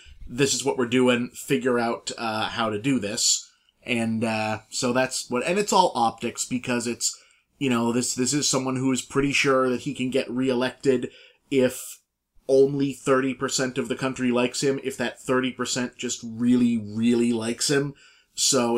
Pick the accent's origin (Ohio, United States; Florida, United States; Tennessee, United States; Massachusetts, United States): Massachusetts, United States; Boston; We're from Boston